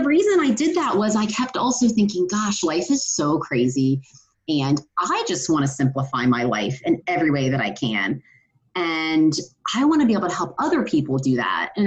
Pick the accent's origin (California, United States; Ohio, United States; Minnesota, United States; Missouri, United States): Ohio, United States; I grew up in Ohio